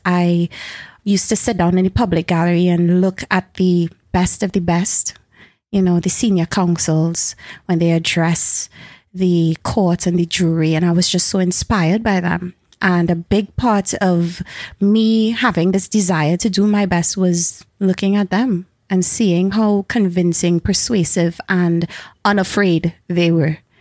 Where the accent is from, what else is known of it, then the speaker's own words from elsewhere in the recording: Carenage, Trinidad & Tobago; also born or lived in Edinburgh; I've been raised, born and raised in Caranage